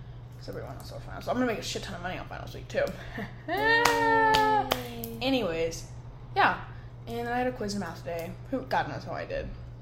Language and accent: English; Austin, Texas, United States; moved away as an adult; now in Hawaii, United States; I'm from Texas, Austin